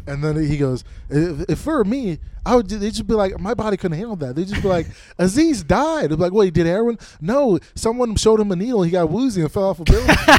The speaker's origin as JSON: {"language": "English", "region": "Minnesota", "country": "United States", "tie": "born or raised there", "also_born_or_lived": "South Dakota", "moved": "as an adult", "said": "I grew up in Minnesota."}